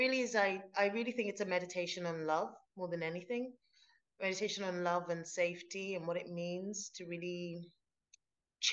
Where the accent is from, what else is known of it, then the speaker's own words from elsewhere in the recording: London, United Kingdom; moved away as an adult; now in Glasgow, United Kingdom; I've lived in Glasgow for like 13 years now, but I grew up in London